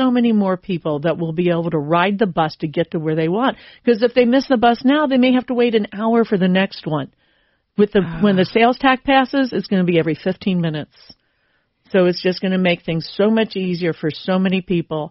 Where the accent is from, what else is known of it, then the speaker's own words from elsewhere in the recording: Cincinnati, Ohio, United States; also born or lived in Sharonville / Milford / Eastgate / Northern Kentucky; Cincinnati, born and raised